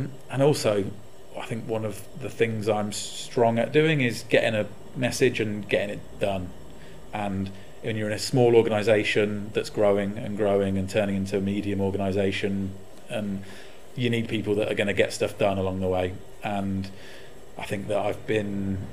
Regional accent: Warwickshire, West Midlands, United Kingdom; my hometown, up in Warwickshire

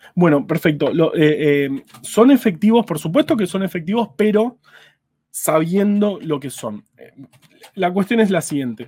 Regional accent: Buenos Aires, Argentina; yo por ejemplo soy de Ciudad de Buenos Aires

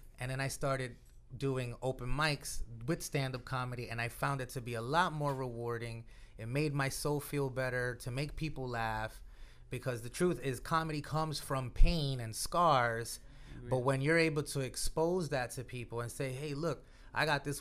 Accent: New York City, New York, United States; Born and raised from the Bronx

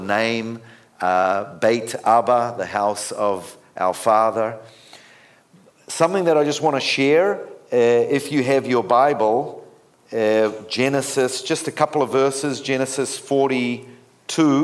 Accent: New Zealand; I'm originally from New Zealand

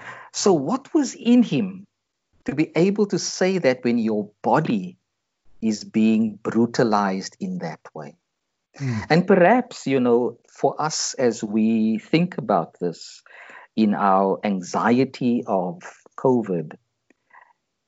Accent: South Africa; for me as a South African

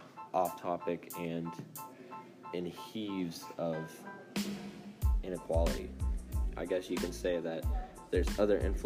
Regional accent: United States; my home country

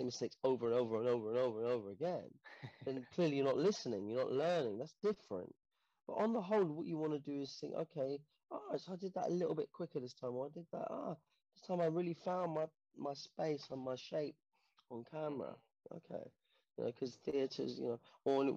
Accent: London, United Kingdom; I grew up in Portobello Road, you know, in Portobello Road in the 80s

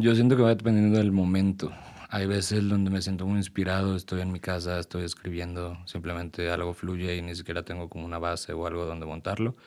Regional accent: Puebla, Mexico; A Ciudad de México siempre voy a representar Puebla y siempre voy a decir de que, güey, yo vengo de Puebla

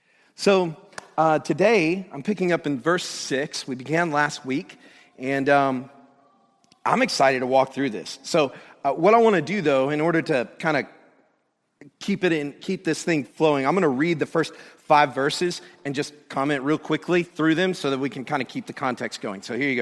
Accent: Georgia, United States; So that's why we named our son Jude, because we come from Georgia. And so praise from the south.

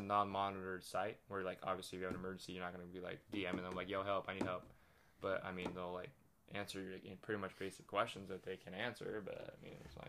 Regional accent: Cambridge, Ontario, Canada; also born or lived in Lake Tahoe; now in Coachella Valley, United States; I'm from Canada, bro.

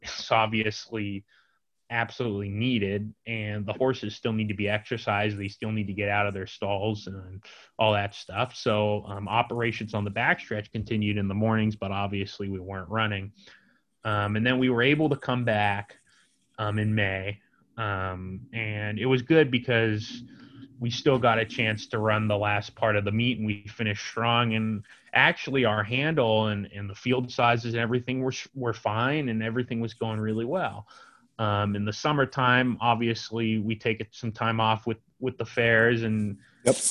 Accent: San Diego, California, United States; now in San Francisco, United States; I'm in San Diego right now with my family.

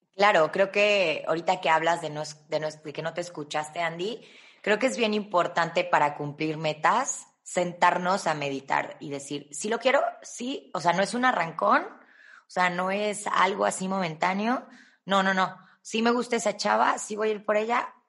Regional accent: Mexico; los mexicanos

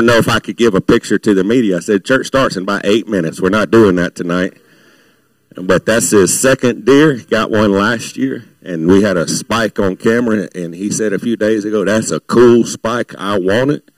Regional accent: Baton Rouge, Louisiana, United States; I was raised in Baton Rouge

